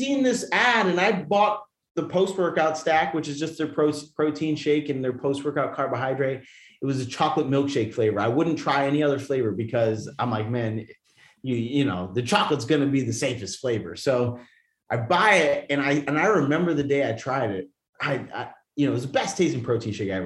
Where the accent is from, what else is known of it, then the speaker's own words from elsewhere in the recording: New York, United States; moved away; I'm from New York